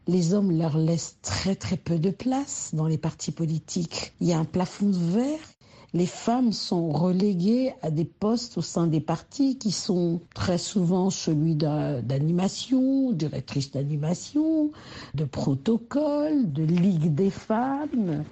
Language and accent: French; DR Congo; quand on est congolais